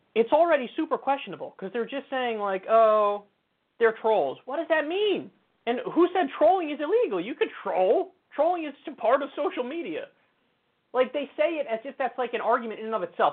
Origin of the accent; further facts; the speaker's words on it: New York, United States; I'm a New Yorker. I've been my whole life